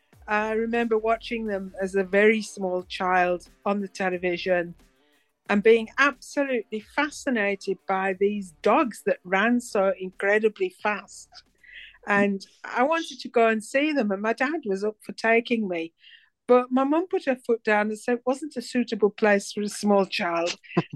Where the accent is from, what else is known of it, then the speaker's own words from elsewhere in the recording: South Africa; Well, I'm from South Africa. I wasn't born in South Africa, but I lived in South Africa for a long time, 35 years.